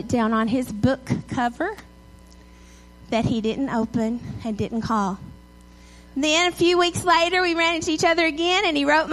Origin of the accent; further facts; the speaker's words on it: Edgewood, Texas, United States; also born or lived in Tyler, Texas; I grew up in Edgewood with one red light.